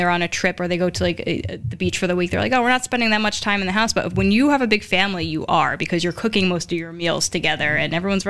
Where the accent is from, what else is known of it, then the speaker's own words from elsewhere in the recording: Newark, New Jersey, United States; My grandmother's Sicilian. My grandfather's from Naples, and I grew up in Newark